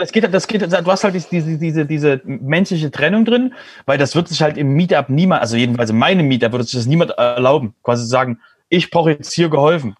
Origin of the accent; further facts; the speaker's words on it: Germany; wir als Deutsche